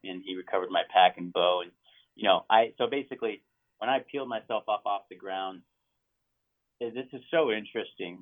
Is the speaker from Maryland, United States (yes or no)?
no; Montana, United States; that's Region Three, and that's where I grew up. I mean, that is where I grew up, uh-huh. legitimately uh-huh. where I grew up in Montana